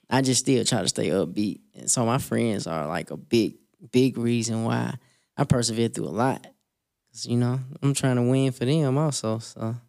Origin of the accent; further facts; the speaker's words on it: Selma, Alabama, United States; I was born in Selma, Alabama